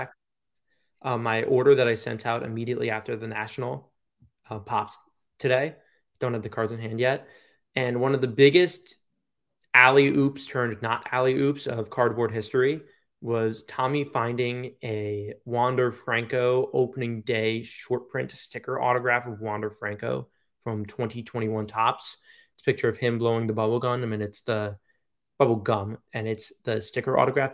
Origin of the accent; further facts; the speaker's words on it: Long Island, New York, United States; moved away; Long Island is my home. It will never not be.